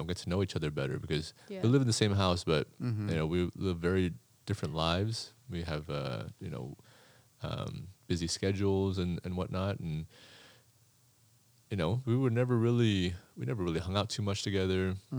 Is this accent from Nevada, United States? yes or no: yes; Las Vegas, Nevada, United States; Born in America. Born in Las Vegas.